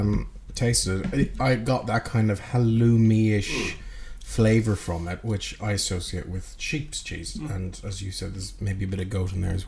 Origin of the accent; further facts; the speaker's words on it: County Galway, Connacht, Ireland; I was born in County Galway